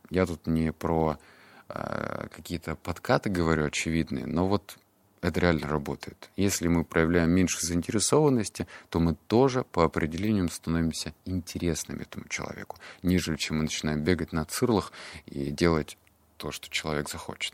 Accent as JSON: {"language": "Russian", "town": "Barnaul", "region": "Altai Krai", "country": "Russia", "tie": "born or raised there", "said": "мне было 7 лет, это был 99 год. Я рос в Барнауле"}